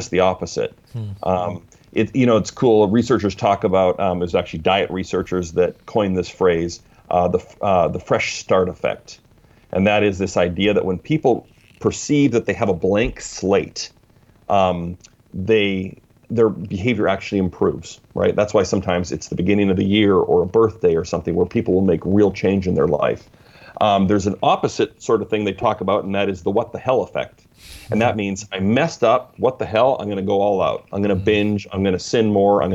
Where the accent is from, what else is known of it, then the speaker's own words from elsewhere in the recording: Canada; now in Vancouver, United States; I'm in Vancouver, not B.C., even though I'm Canadian originally, but I'm now down in the States, south of the border